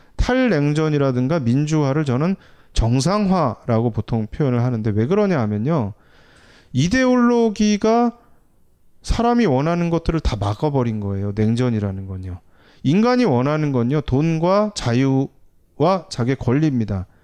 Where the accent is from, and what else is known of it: South Korea